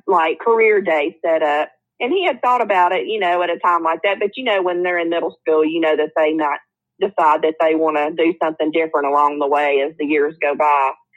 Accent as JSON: {"language": "English", "town": "Hueytown", "region": "Alabama", "country": "United States", "said": "It is right off of Birmingham, Alabama. So that's where I usually say that I'm from because when I say Hueytown"}